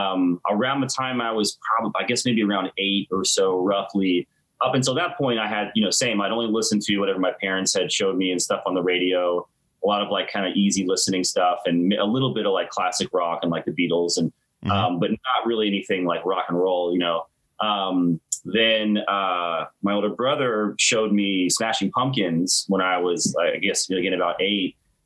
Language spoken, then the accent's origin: English; Tallahassee, Florida, United States; Yeah, Tallahassee my whole life. Yep.